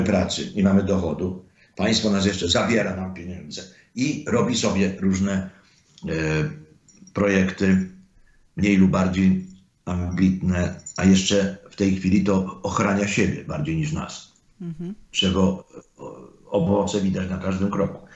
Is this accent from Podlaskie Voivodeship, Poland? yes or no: no; Zakopane, Lesser Poland, Poland; moved away as an adult; also born or lived in United States; pochodzę z Zakopanego